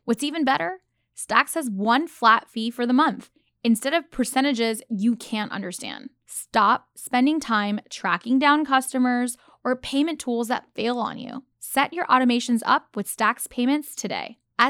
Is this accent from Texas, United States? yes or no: yes; Dallas, Texas, United States; Go Cowboys. I grew up in Dallas.